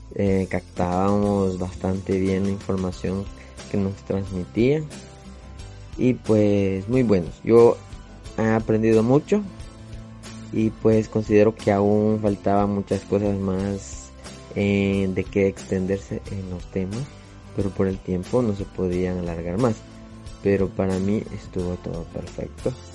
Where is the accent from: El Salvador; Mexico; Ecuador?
El Salvador; soy de El Salvador, originario